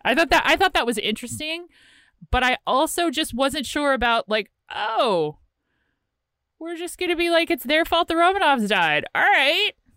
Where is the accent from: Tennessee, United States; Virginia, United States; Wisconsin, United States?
Virginia, United States; I'm from Virginia